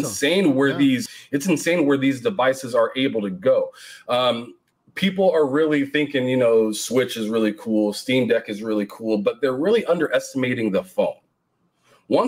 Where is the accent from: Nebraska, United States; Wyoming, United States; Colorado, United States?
Nebraska, United States; I'm from Nebraska